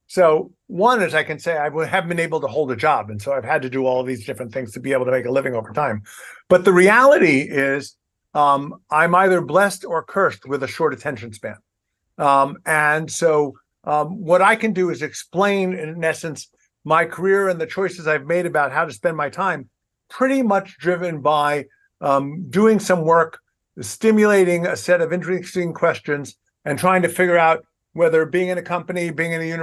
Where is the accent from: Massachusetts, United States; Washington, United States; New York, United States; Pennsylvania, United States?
New York, United States; New York City; moved away as an adult; also born or lived in Boston; born and raised in Brooklyn, New York.